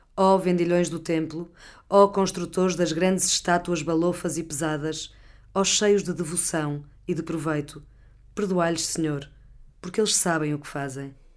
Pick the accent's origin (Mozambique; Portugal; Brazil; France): Portugal; Porto, Norte; moved away as an adult; also born or lived in London; o Porto da minha, da minha, adolescência, minha infância, da minha adolescência